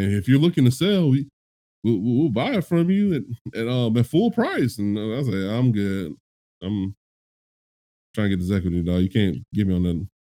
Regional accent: California, United States; moved away; When I was growing up in California

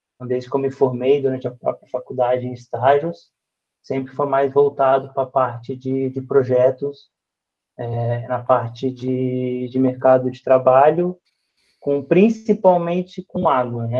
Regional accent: Florianópolis, Santa Catarina, Brazil; Eu sou o manezinho da ilha, né? sou de Florianópolis, nasci em Florianópolis. E a minha infância toda foi, é, junto com a minha família

